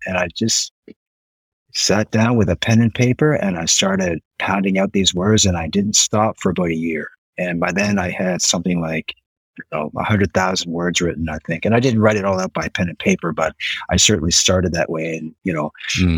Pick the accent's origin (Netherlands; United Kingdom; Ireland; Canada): Canada; Nova Scotia; moved away as an adult; now in Osaka, Japan; was born and raised in Nova Scotia, Canada.